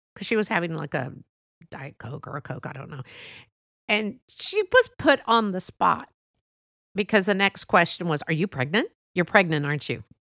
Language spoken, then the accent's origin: English; United States; I love being an American, a Mexican American